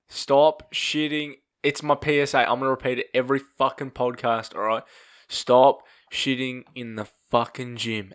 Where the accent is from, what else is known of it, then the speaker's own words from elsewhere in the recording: Australia; we don't drink Fosters.